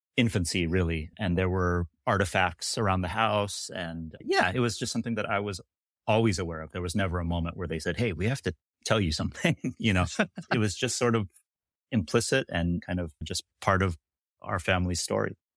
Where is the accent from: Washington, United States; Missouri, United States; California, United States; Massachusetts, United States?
California, United States; Sacramento; I am from Sacramento, California